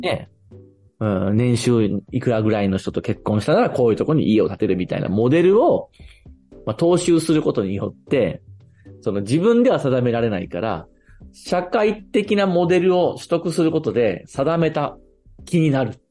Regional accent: Fukui, Japan; now in Tokyo, Japan; 自分が育った福井っていう地元

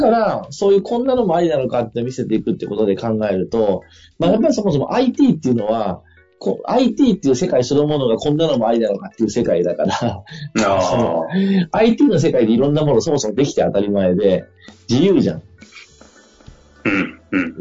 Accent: Fukui, Japan; 地元では福井県の教育委員会と組んで

